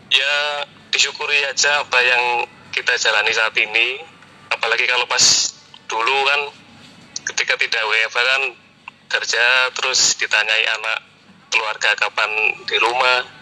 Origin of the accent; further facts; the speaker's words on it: Surabaya, East Java, Indonesia; born there; now in Balikpapan, Indonesia; Kelahiran Surabaya.